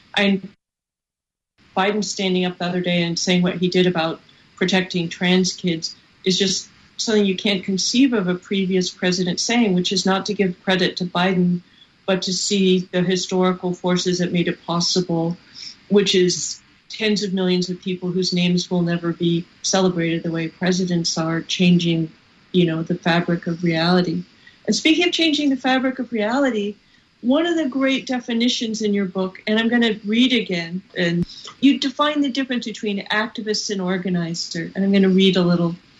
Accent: California, United States; I'm from California

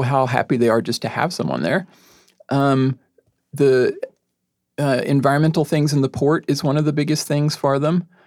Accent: Texas, United States; moved away as an adult; now in Tacoma, United States; I'm from Texas originally

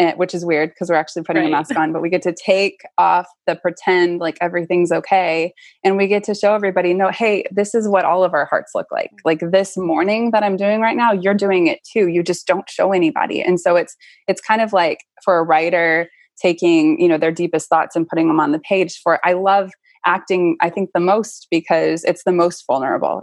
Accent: Austin, Texas, United States; I grew up in Austin

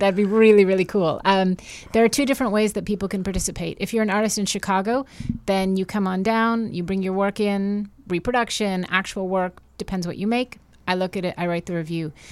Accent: Montreal, Quebec, Canada; moved away; also born or lived in New York; I'm from Montreal

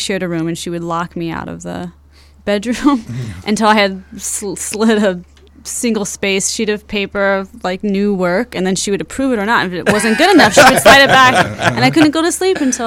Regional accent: Fresno, California, United States; moved away as an adult; now in Chicago, United States; we grew up in Fresno, California, in the valley

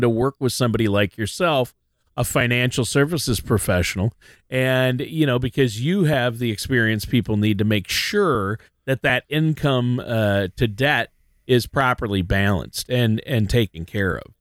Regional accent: Worthington, Minnesota, United States; moved away; I actually went down to my hometown, Worthington, Minnesota

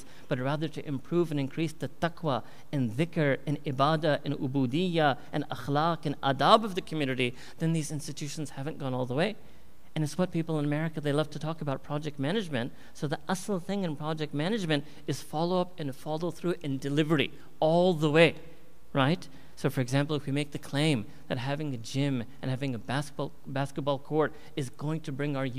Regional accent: New York, United States; moved away as an adult; also born or lived in Chicago; I was born and raised myself in New York

